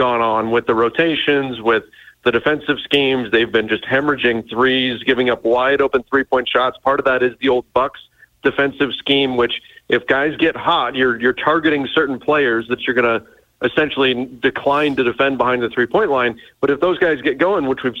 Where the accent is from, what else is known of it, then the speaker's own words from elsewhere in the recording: Southern California, United States; I grew up in Southern California